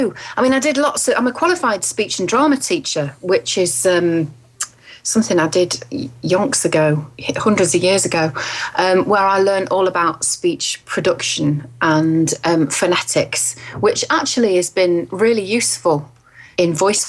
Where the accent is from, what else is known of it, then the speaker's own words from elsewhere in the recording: England, United Kingdom; they don't know that I'm English.